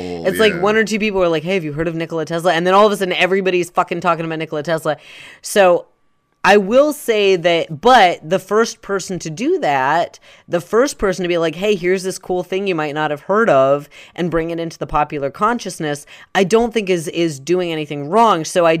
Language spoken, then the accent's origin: English; Savannah, Georgia, United States; so the dirt mall looks exactly like where I grew up outside of Savannah, Georgia.